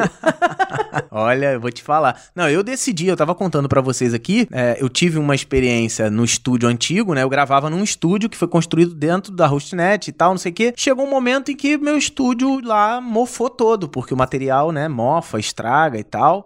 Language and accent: Portuguese; Rio de Janeiro, Brazil; Eu sou aqui do Rio de Janeiro